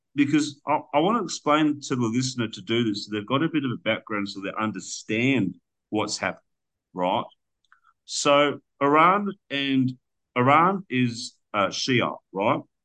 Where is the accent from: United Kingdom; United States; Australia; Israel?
Australia; as an Australian that you know, I own the I own the deed to my house